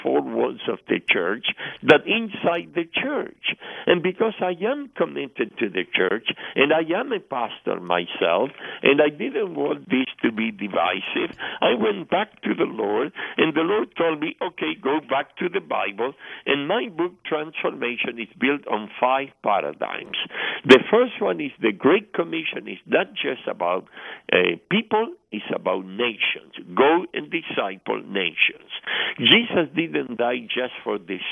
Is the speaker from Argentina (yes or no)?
yes; Argentina; moved away; I am from Argentina originally